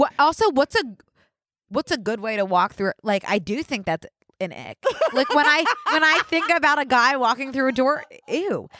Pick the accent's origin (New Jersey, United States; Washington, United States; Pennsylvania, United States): Pennsylvania, United States; Philadelphia; I'm also from Philly